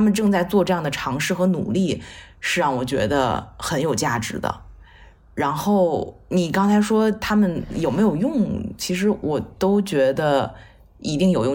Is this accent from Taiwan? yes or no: no; China; 作为一个中国人